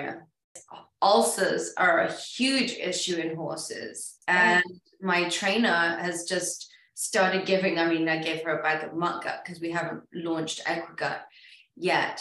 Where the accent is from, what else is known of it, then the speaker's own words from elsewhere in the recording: England, United Kingdom; I'm English